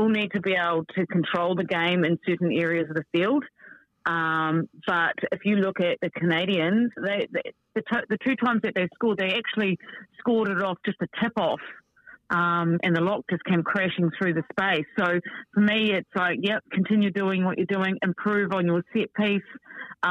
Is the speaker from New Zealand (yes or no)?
yes; New Zealand; I'm a Kiwi